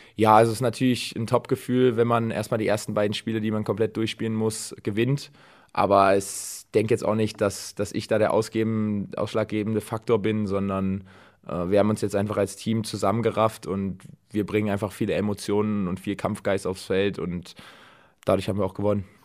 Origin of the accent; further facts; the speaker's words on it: Dresden, Saxony, Germany; now in Düren, Germany; meine Heimatstadt Dresden